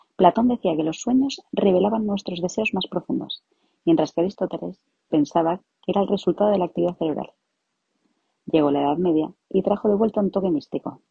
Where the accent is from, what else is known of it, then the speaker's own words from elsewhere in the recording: Madrid, Community of Madrid, Spain; soy psicóloga. Me especialicé en psicología clínica y también soy de Madrid